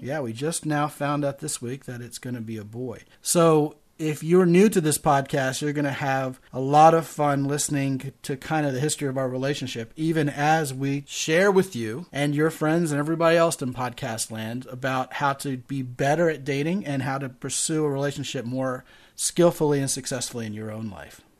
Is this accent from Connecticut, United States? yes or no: no; Baltimore, Maryland, United States; also born or lived in Arizona; now in San Antonio, United States; I am originally from Baltimore, Maryland.